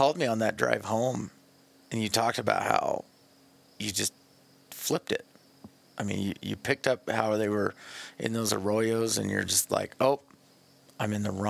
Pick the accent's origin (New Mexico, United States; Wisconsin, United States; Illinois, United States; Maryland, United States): New Mexico, United States; Farmington; I grew up in Farmington, New Mexico.